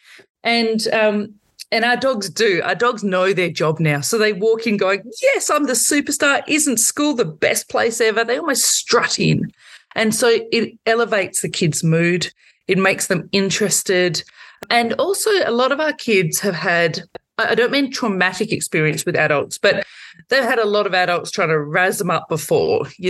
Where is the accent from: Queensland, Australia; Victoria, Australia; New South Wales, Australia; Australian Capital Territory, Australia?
Victoria, Australia; I'm from Victoria